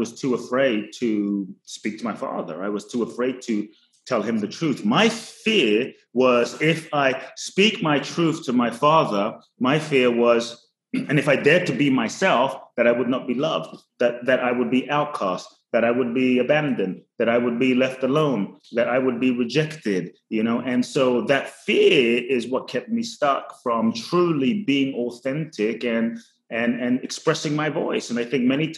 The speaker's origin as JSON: {"language": "English", "region": "London", "country": "United Kingdom", "tie": "born or raised there", "also_born_or_lived": "Ghana / Los Angeles, United States / Phoenix, United States", "moved": "yes", "lives_now": "Miami, United States"}